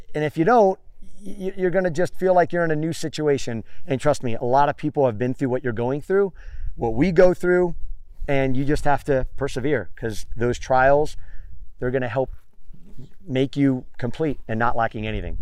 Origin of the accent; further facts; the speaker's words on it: Miami, Florida, United States; moved away as an adult; also born or lived in Tampa Bay area / Los Angeles / San Diego / San Francisco; now in California, United States; I'm from Miami